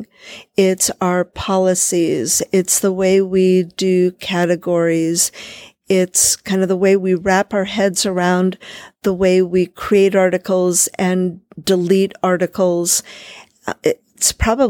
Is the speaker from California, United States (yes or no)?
yes; California, United States; I'm from California